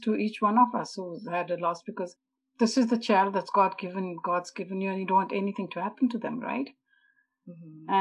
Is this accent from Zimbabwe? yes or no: yes; Zimbabwe; moved away; also born or lived in India; I didn't grow up in a typical East Indian family as such. I come from Zimbabwe